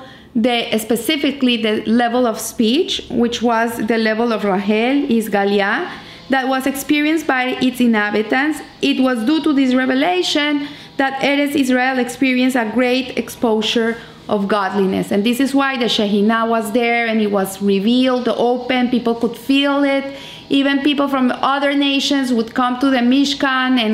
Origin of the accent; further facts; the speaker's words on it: Colombia; where are you from? I say, from Colombia